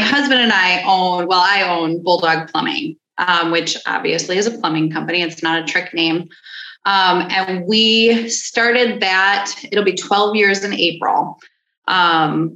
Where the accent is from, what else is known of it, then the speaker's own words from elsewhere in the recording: Batavia, Illinois, United States; I'm from Batavia